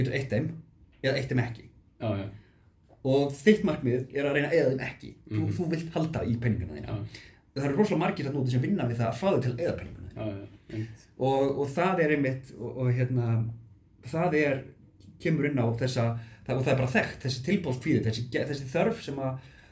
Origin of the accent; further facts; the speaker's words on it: Iceland; ég er Íslendingur